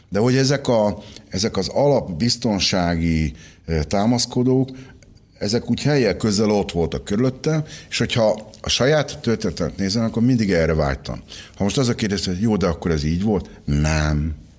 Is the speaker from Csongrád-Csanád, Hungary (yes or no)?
yes; Szentes, Csongrád-Csanád, Hungary; 1962. október 11-én születtem Szentesen, a Pólya utcában